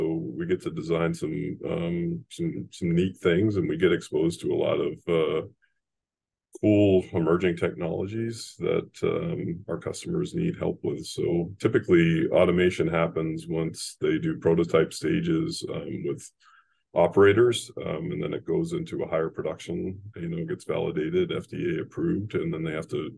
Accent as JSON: {"language": "English", "town": "Laconia", "region": "New Hampshire", "country": "United States", "tie": "born or raised there", "said": "I'm a New England kid, born and raised in Laconia, New Hampshire"}